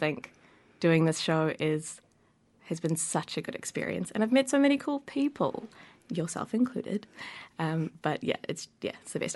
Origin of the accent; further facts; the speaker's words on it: Wellington, New Zealand; I grew up in Wellington. I've lived here my whole life